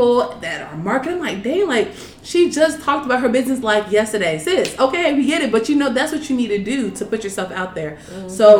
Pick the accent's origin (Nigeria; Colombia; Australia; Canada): Nigeria; Because my mom, well, I'm from Nigeria. My parents were born there.